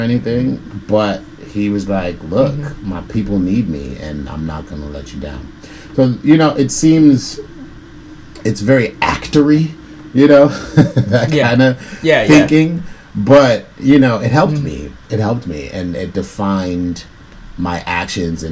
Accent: New York City, New York, United States; people from where I'm from, you know, I'm from the South Bronx

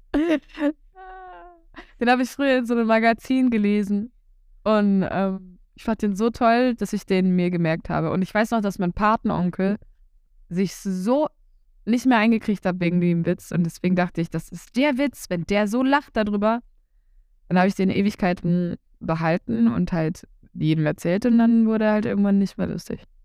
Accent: Saxony-Anhalt, Germany; Bei uns in Sachsen-Anhalt

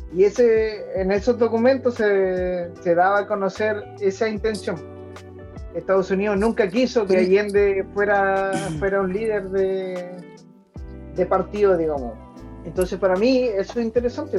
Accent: Chile; nosotros, pues, como sociedad chilena

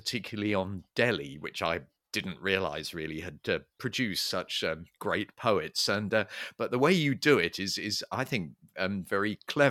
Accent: Coulsdon, London, United Kingdom; born or raised there; now in Streatham, United Kingdom

